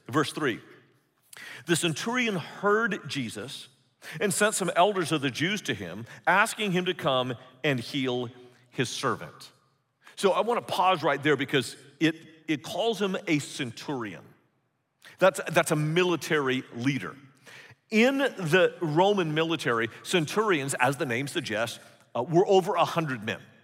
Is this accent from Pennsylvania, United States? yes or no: no; California, United States; moved away as an adult; also born or lived in San Antonio, Texas; I grew up in California